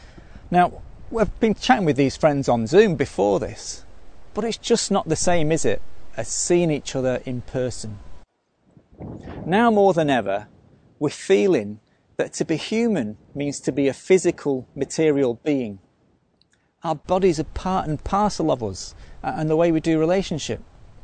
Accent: Manchester, North West England, United Kingdom; accent: Mancunian; now in Australia; But let me tell you, when I go back to Manchester, where I'm from, if I don't tidy my accent back up to its original Mancunian, I get lots of stick for sounding Aussie.

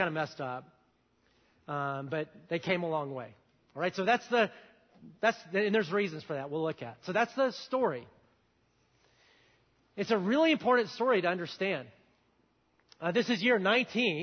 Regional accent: the South, United States; I grew up in the South where you're taught to look people in the eye and say hi and smile

